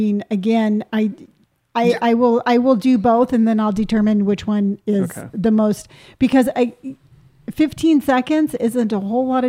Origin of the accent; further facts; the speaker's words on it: West Coast, United States; I'm a West Coast girl with an East Coast attitude.